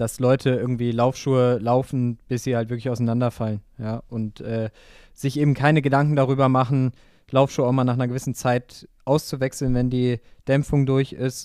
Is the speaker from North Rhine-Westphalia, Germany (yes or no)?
no; near Wiesbaden, Hesse, Germany; in Wiesbaden an meinem Heimatort